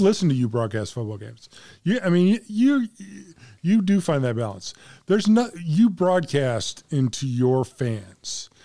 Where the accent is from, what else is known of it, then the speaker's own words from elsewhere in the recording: Central Illinois, United States; I was born in Central Illinois.